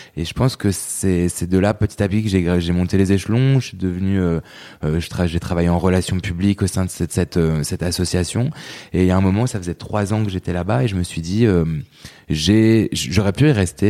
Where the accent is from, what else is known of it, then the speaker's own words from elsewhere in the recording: Lille, Hauts-de-France, France; moved away as an adult; now in Paris, France; je suis né en 89, je suis grandi et vécu euh, les 20 premières années euh, dans la région euh, du Nord et plus précisément à Lille, donc dans la banlieue lilloise.